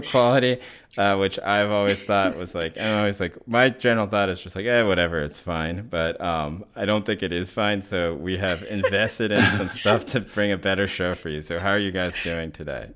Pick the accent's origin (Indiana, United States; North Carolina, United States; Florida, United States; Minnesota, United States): North Carolina, United States; Chapel Hill; moved away; where I grew up in Chapel Hill